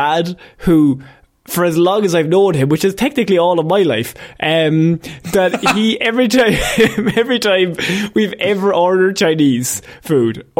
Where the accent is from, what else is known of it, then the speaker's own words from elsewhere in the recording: Ireland; as Irish people